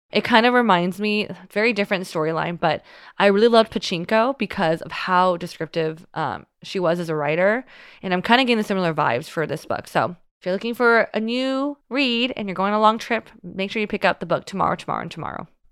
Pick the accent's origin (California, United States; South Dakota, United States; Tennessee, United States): California, United States; Union City; moved away; I'm from Union City